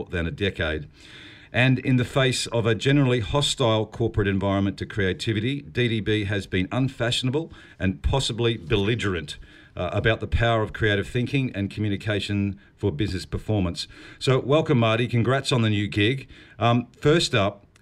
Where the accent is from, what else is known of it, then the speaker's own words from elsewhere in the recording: New Zealand; I am a New Zealander